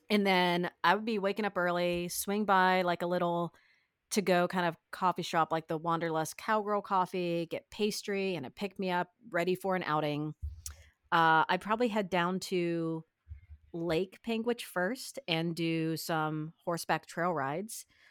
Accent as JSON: {"language": "English", "region": "East Coast", "country": "United States", "tie": "born or raised there", "said": "someone like me who's grown up on the eastern side of the country"}